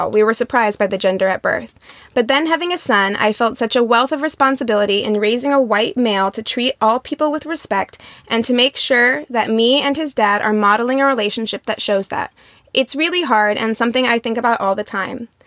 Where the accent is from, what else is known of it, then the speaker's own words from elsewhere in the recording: Midwest, United States; now in Los Angeles, United States; I grew up in the Midwest, but I went to a very large public high school and was always around diversity. So much so that when I moved to LA in the Valley